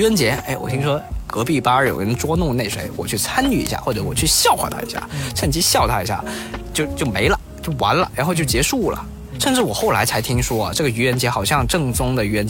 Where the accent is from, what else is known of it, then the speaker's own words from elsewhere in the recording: Guangdong, China; 因为像我们广东人其实很少看春晚嘛，